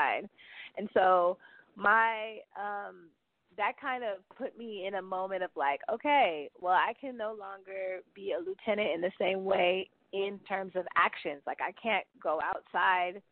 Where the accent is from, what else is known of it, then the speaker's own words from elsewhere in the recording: the Bay Area, California, United States; moved away as an adult; now in Brooklyn, United States; I grew up in the Bay